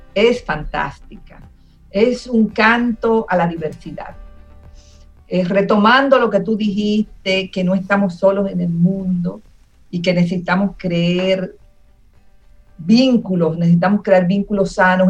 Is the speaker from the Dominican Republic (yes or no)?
yes; Dominican Republic; como dominicanos